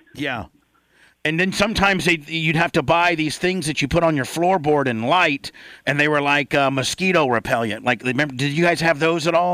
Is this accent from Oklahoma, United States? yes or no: no; Indiana, United States; I'm from Indiana